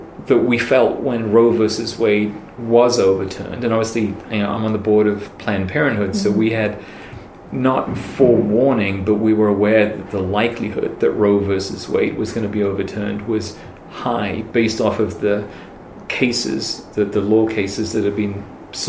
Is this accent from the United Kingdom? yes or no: yes; York, Yorkshire and the Humber, United Kingdom; moved away as an adult; now in United States; I was born in York, England. I'm from here